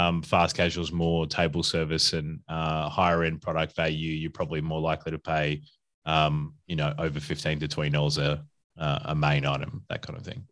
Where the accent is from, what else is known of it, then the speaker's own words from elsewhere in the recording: Adelaide, South Australia, Australia; moved away as an adult; also born or lived in Perth / Brisbane; now in Melbourne, Australia; I'm originally from Adelaide or South Australia